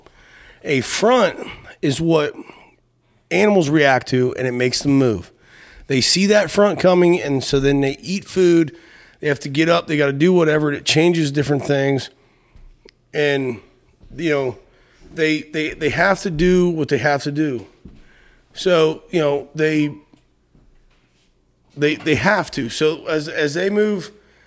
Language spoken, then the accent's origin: English; Appalachia, United States; moved away as an adult; also born or lived in Ohio / Texas; I grew up in Appalachia, left Appalachia about 18, did what we did, you know, all that stuff, and have been all over the place